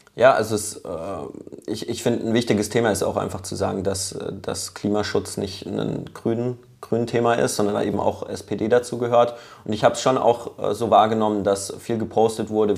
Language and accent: German; Lörrach, Baden-Württemberg, Germany; ich komme ja aus Lörrach ähm, gebürtig